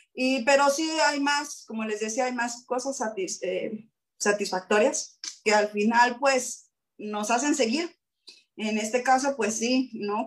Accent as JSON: {"language": "Spanish", "town": "Acapulco", "region": "Guerrero", "country": "Mexico", "moved": "as an adult", "lives_now": "Oaxaca, Mexico", "said": "yo soy de Acapulco"}